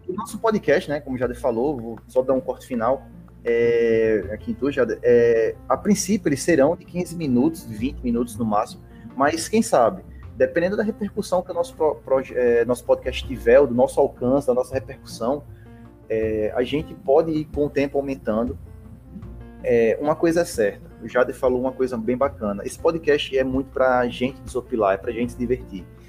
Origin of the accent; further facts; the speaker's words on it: Rio Grande do Norte, Brazil; que é onde a gente mora. A gente é do Rio Grande do Norte.